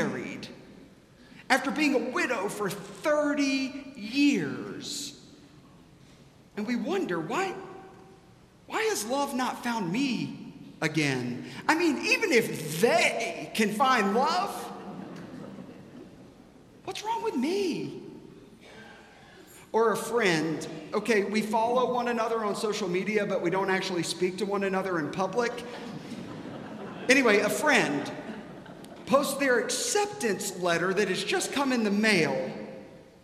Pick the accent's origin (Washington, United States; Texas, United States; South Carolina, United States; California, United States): South Carolina, United States; I grew up in South Carolina